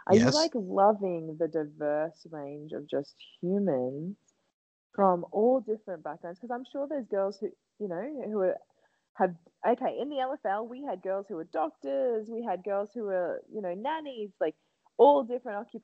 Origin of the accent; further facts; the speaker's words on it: Gladstone, Queensland, Australia; my hometown, Gladstone, Central Queensland, in Australia